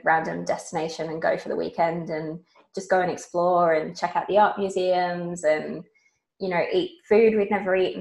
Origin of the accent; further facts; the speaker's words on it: England, United Kingdom; moved away as an adult; also born or lived in Queensland, Australia; now in Brisbane area, Australia; As us English